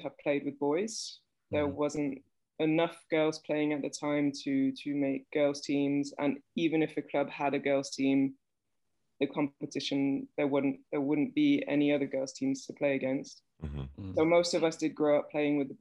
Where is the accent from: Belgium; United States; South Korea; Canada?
Belgium; I was born in Belgium, and I've basically lived in Belgium most of my life.